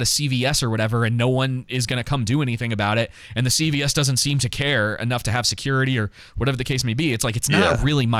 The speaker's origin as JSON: {"language": "English", "town": "Atlanta", "region": "Georgia", "country": "United States", "tie": "born or raised there", "said": "growing up in Atlanta"}